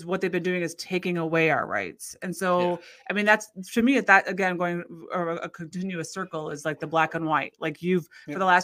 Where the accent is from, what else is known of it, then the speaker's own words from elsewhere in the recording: United States; as an American